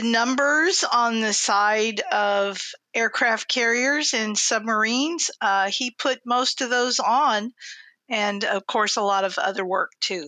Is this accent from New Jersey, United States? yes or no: no; Seattle, Washington, United States; now in Newport News, United States; I moved here from Seattle. That's where I'm from, Seattle, Washington